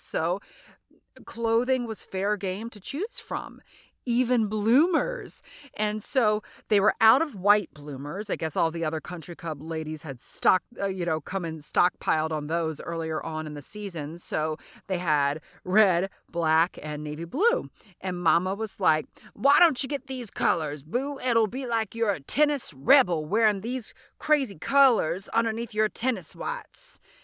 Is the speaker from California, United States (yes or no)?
no; Louisiana, United States; I'm from Louisiana.